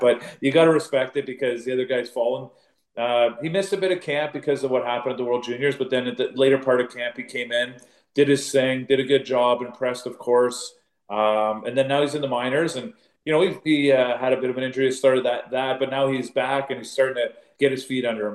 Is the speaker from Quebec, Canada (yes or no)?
no; Northern Ontario, Canada; I was born in Northern Ontario, so there's lots of you know uh, Finns up there